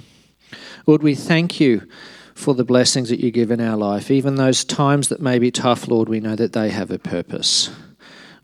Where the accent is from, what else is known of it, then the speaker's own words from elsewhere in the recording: Alice Springs, Northern Territory, Australia; moved away; also born or lived in Darwin; I was born in Alice Springs. I lived there in Darwin, so shoes optional for the first X years of my life